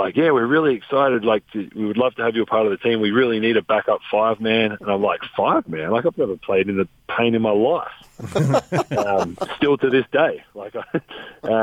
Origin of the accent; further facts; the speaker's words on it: Adelaide, South Australia, Australia; moved away as an adult; now in Salt Lake City, United States; growing up in Australia